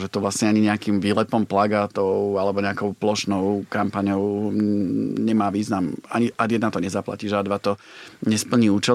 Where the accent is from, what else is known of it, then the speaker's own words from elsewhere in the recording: Považská Bystrica, Trenčín Region, Slovakia; moved away as an adult; also born or lived in Bratislava; now in London, United Kingdom; Ja som z Považskej Bystrice